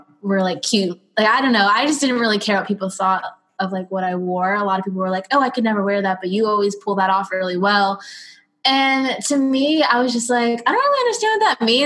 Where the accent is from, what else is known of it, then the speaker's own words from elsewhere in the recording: Broward, Florida, United States; also born or lived in Miami; I was born in Miami. I lived in Miami my whole life. Well, not Miami, Broward